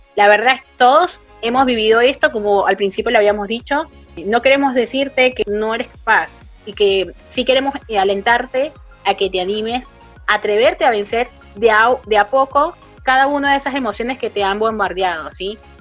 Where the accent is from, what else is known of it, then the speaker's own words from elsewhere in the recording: Caracas, Capital District, Venezuela; moved away as an adult; now in Argentina; soy de la ciudad de Caracas, de Venezuela